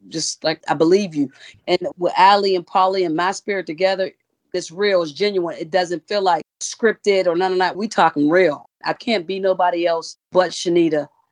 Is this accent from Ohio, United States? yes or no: no; Pittsburgh, Pennsylvania, United States; moved away as an adult; now in Charlotte, United States; I'm originally from Pittsburgh, Pennsylvania. I moved to Charlotte, North Carolina in 2014.